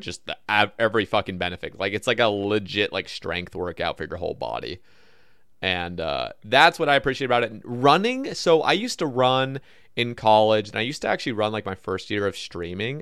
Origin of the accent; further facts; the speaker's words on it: Oregon, United States; I grew up in Oregon